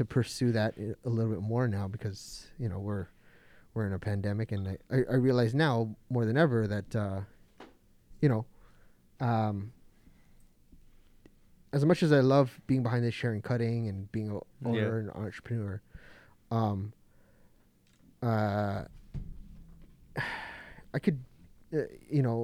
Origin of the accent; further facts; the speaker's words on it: Toronto, Ontario, Canada; also born or lived in Mississauga; half Japanese, half Filipino, full Canadian, born and raised in Toronto and Toronto